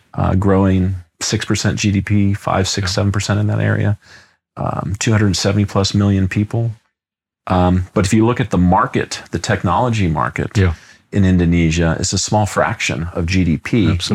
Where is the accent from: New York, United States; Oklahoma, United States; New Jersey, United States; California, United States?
California, United States; Los Angeles; moved away as an adult; I grew up in Los Angeles, California, and lived there the first 20 plus years of my life